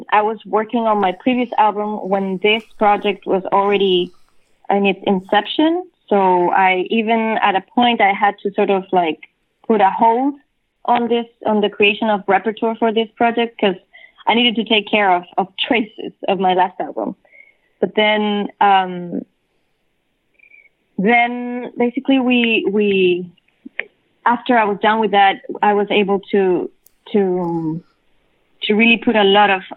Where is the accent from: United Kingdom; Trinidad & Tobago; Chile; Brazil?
Chile; first language Spanish; English is a second language; now in New York, United States; coming from Chile, my native language is Spanish, right? And then moving to New York